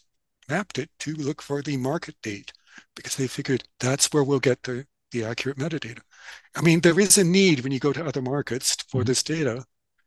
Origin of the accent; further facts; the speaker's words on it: Canada; So, and I speak that as a Canadian publisher